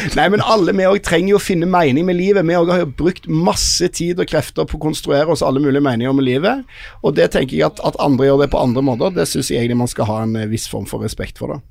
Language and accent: Norwegian; Stavanger, Rogaland, Norway; jeg vokste opp i Stavanger